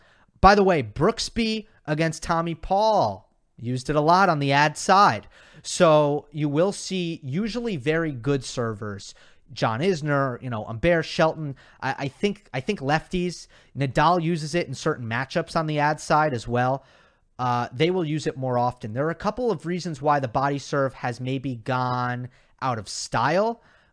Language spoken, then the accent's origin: English; Australia; I'm from Australia and think that's the most annoying Australian accent